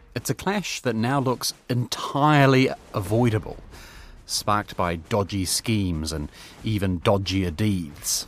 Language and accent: English; Hamilton, Waikato, New Zealand; now in Wellington, New Zealand; These days I live in Wellington, but I was born in Hamilton, Kiri Kiri Doa